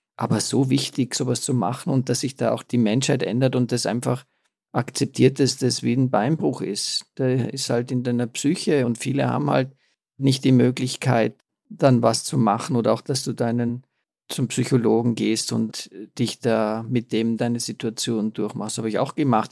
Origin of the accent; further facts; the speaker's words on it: Austria; bei uns in Österreich